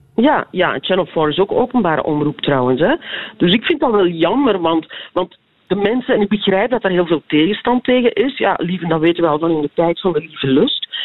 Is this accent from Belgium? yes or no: yes; Belgium; wij zitten als Belgen